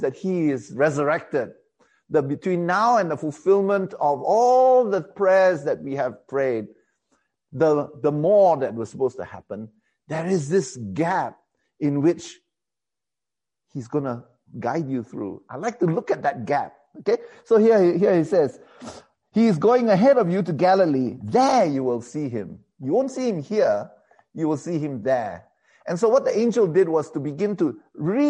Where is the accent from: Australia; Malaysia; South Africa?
Malaysia; also born or lived in England